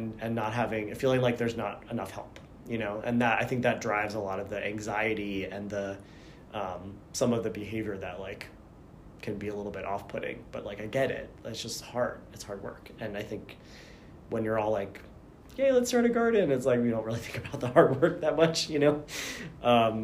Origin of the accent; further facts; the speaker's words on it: Boston, Massachusetts, United States; also born or lived in New Jersey; now in Pittsburgh, United States; I was born in New Jersey. I lived there until I was about 6, and then we moved to Massachusetts, and I lived in suburban Boston area for about 13 years